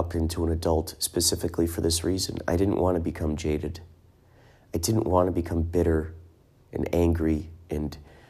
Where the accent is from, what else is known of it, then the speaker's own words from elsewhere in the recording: Carol Stream, Illinois, United States; And so I'm thinking of stopping by my old house that I grew up in Carroll Stream, just to look at that.